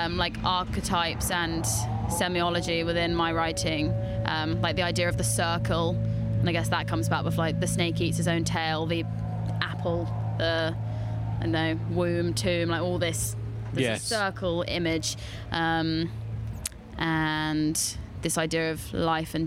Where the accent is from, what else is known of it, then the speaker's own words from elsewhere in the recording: West Dorset, South West England, United Kingdom; I grew up in West Dorset, and when I first started writing songs, it was all inspired by growing up in a rural seaside town